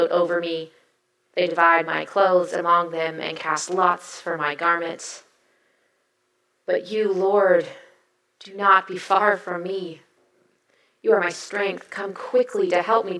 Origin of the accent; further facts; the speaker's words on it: the South, United States; I was raised in the South